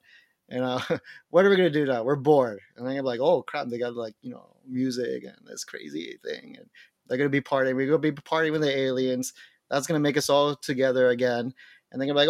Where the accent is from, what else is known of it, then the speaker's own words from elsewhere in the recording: Miami, Florida, United States; I was born and raised in Miami